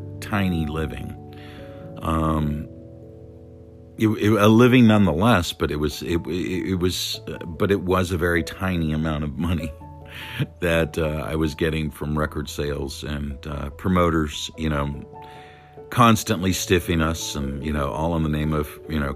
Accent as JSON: {"language": "English", "region": "California", "country": "United States", "also_born_or_lived": "Las Vegas", "said": "California, my home state"}